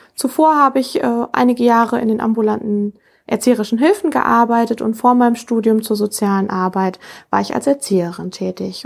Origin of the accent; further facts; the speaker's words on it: Rheda-Wiedenbrück, North Rhine-Westphalia, Germany; was gefällt mir besonders an meiner Heimatstadt? Ich glaube einfach, äh, ja, die Stadt an sich, die alten Fachwerkhäuser